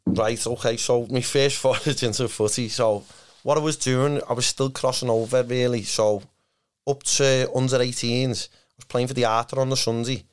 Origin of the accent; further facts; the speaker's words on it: Liverpool, North West England, United Kingdom; by Kirkdale Station. So, I lived by there. Yeah. I grew up there